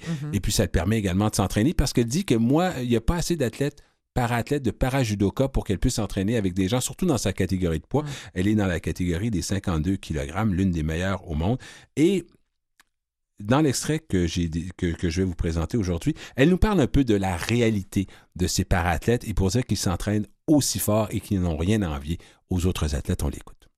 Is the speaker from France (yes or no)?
no; Quebec City, Quebec, Canada; la ville de Québec également, qui est ma ville natale